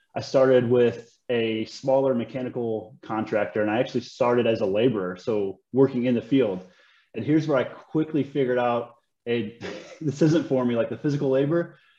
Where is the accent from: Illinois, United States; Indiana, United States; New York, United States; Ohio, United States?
Indiana, United States; Schneider; I'm from a, a small town in Northwest Indiana